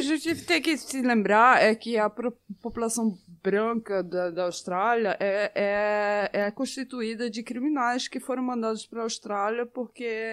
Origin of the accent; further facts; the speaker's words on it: Recife, Pernambuco, Brazil; accent: Norwegian; moved away; da minha adolescência no Recife, quando eu estudava no GEL